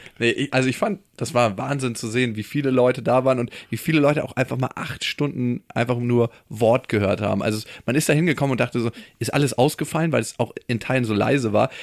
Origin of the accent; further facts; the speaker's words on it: Germany; wir als Deutsche